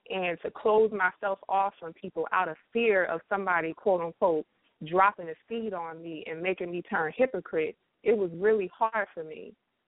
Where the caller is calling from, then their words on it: South Carolina, United States; I'm calling from South Carolina.